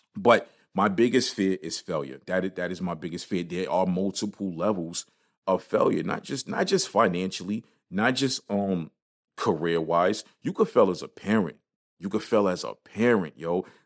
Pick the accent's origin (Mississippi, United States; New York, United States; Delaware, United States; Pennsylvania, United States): New York, United States; New York City; when I was growing up in Brooklyn